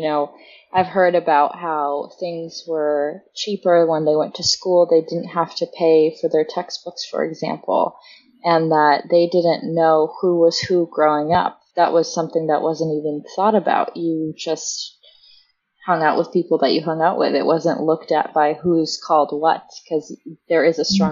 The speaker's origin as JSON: {"language": "English", "country": "United States", "tie": "born or raised there", "said": "I'm the only American born"}